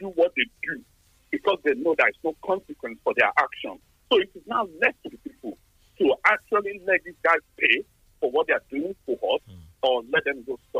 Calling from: Tottenham, London, United Kingdom; I'm coming from Tottenham.

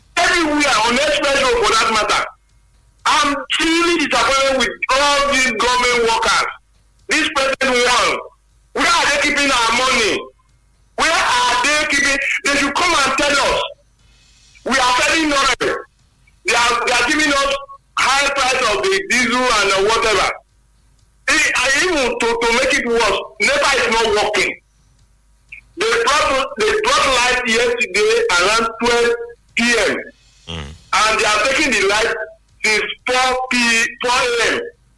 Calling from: Songo, Nigeria; I'm calling from Songo.

